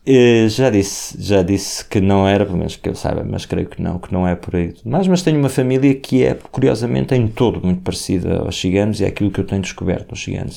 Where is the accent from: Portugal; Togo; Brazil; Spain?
Portugal